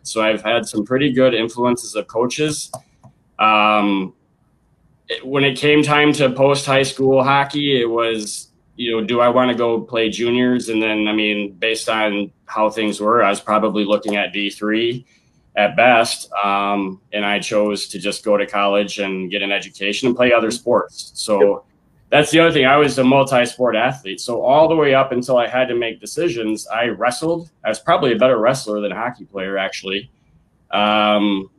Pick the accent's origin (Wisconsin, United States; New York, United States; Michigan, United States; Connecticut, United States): Wisconsin, United States; Beloit; also born or lived in Dane County, Wisconsin; I'm from Beloit